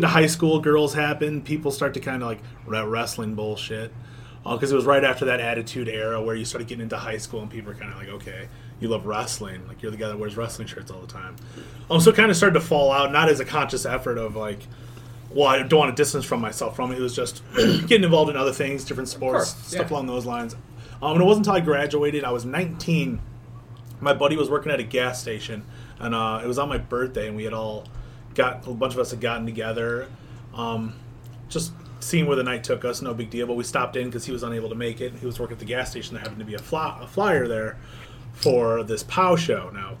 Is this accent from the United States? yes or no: yes; Waukegan, Illinois, United States; Oh, I was born and grew up in Waukegan for a brief time.